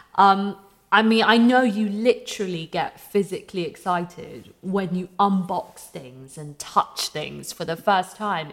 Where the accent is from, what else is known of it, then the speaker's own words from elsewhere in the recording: London, United Kingdom; I grew up near Camden